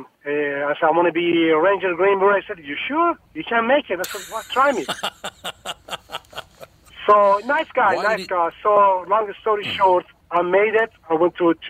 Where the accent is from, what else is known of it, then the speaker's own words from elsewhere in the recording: Tehran, Tehran Province, Iran; moved away as an adult; now in United States; I'm born in Iran, capital city of Tehran